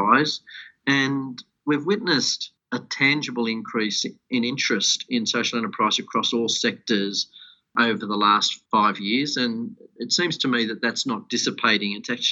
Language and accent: English; Wollongong, New South Wales, Australia; moved away as an adult; also born or lived in Sydney, Australia; now in Melbourne, Australia; I hail from Wollongong in New South Wales. I went to school and university there